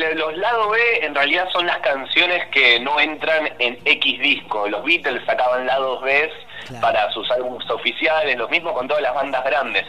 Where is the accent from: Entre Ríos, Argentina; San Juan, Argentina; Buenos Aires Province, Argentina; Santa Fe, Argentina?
Buenos Aires Province, Argentina; Banfield; moved away as an adult; now in Buenos Aires, Argentina; Soy de Banfield, efectivamente, soy de Banfield. Ahora vivo en Capital, pero originalmente soy de Banfield. Mi mamá sigue viviendo ahí